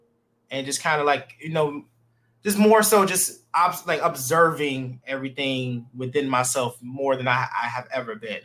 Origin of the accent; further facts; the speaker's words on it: Detroit, Michigan, United States; Born and bred in Detroit